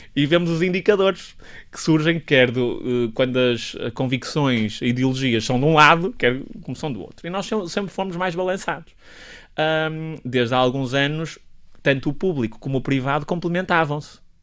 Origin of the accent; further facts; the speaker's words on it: Santo Tirso, Norte, Portugal; accent: northern; moved away as an adult; also born or lived in Lisbon; Eu sou extremamente orgulhoso de ser do Norte e de ser tircense